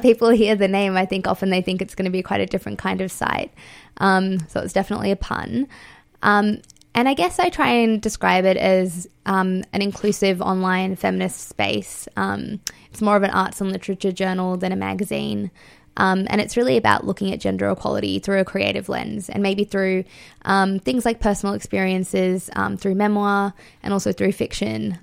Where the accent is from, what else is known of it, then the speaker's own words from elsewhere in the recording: Fiji; now in Australia; I was born in Fiji, um, and I'm Indian and I live in Australia.